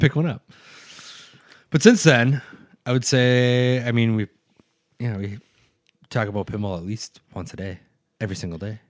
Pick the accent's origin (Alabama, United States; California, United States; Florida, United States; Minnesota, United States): Minnesota, United States; central; now in Duluth, United States; I'm from a very small town, uh, in central Minnesota